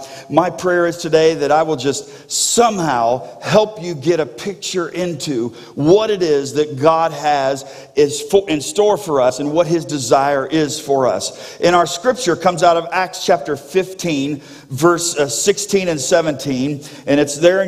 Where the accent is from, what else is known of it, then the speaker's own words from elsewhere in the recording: South Florida, United States; moved away; I grew up in South Florida